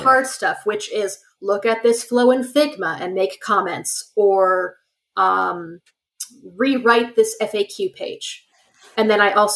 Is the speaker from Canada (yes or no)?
yes; Canada; I have enough French because I'm Canadian